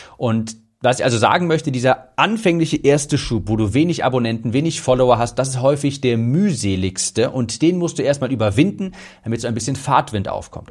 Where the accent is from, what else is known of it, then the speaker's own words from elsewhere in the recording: Cologne, North Rhine-Westphalia, Germany; ich komme ja aus Köln